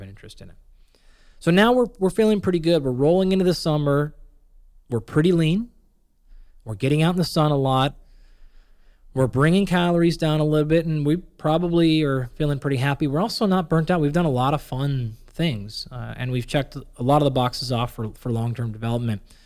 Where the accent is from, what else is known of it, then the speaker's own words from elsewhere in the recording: Pacific Northwest, United States; where I grew up in the Pacific Northwest